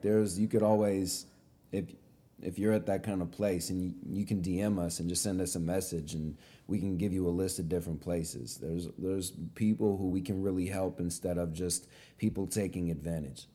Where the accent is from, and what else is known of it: California, United States; born or raised there